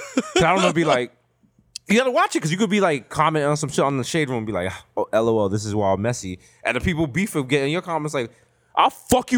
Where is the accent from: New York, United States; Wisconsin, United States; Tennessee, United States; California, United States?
New York, United States; New York City; Now, me being from 233rd in the Bronx